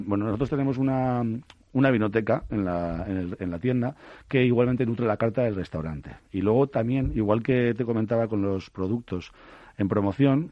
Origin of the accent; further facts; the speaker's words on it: Bilbao, Basque Country, Spain; moved away; yo soy de Bilbao